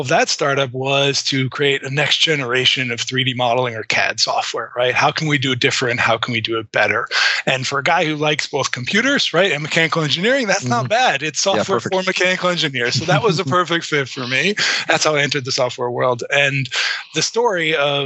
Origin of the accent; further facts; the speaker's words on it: Massachusetts, United States; I grew up, you know, in a more rural suburb of Massachusetts. So I'm calling in from Wayland, Massachusetts.